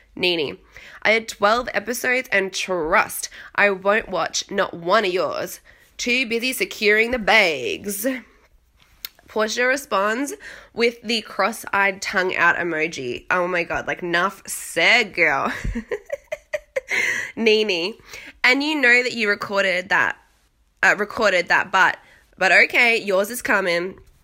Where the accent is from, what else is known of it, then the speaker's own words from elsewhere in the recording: Australia; accent: Australian; now in London, United Kingdom; now I'm in London, obviously I have an Australian accent